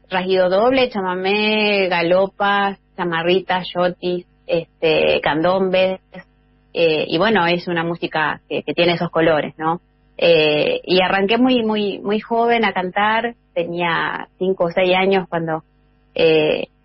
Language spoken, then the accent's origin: Spanish; Reconquista, Santa Fe, Argentina; accent: Santa Fe, somewhat Correntino/Chaqueño; Reconquista es una ciudad que está bien al norte de la provincia, por eso quizás eh, escuches mi tonada un poco acorrentinada o achaqueñada, porque bueno, compartimos con los hermanos chaqueños y correntinos una proximidad geográfica este, muy fuerte, ¿no?